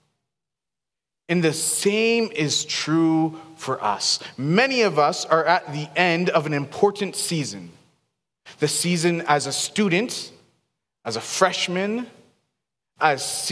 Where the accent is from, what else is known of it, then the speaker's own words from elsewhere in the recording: Seattle, Washington, United States; now in Boise, United States; I grew up in Seattle